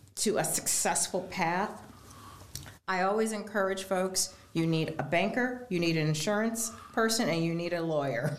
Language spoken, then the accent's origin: English; Geauga County, Northeast Ohio, United States; I grew up in Geauga County